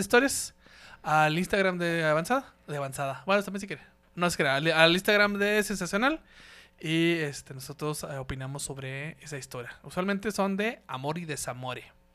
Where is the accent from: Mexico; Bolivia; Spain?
Mexico; Ciudad Juárez, Chihuahua; nosotros somos de, de Ciudad Juárez, güey, de Ciudad Juárez.